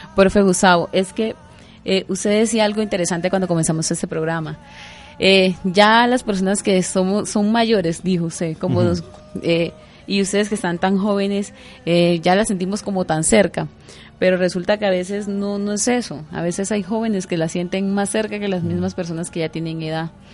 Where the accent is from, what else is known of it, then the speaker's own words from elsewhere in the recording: Mompox, Bolívar, Colombia; moved away; en Monpós, mi tierra